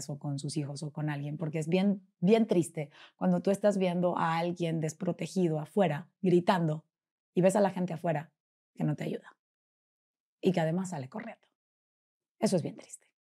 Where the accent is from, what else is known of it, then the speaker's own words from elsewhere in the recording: Puebla, Mexico; now in Monterrey, Mexico; hola, yo soy …, vengo de Puebla y soy conferencista y soy cuando se les ofrezca, aquí estoy.